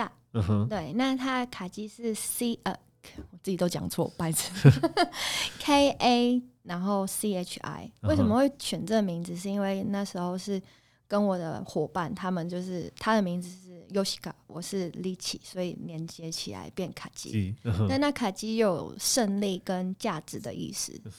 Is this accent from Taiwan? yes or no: yes; Taipei, Taiwan; also born or lived in Kaohsiung / Poland; 其实我是高雄出生，台北长大。